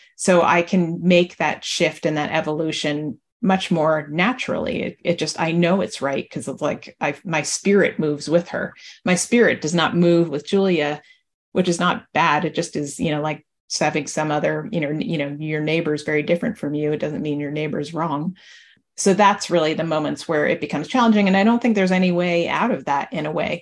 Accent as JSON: {"language": "English", "region": "New Jersey", "country": "United States", "said": "I'm from New Jersey"}